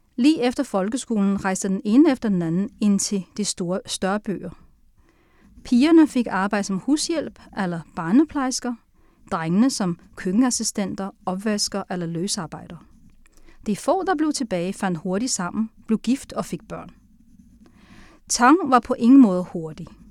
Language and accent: Danish; Sichuan, China; also born or lived in Tianjin, China; now in Denmark; Så halvdelen af min opvækst i Kina er i Sichuan, og halvdelen er i Tianjin.